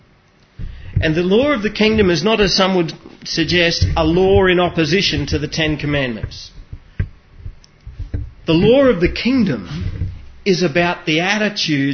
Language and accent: English; Australia; You and I are not just Australians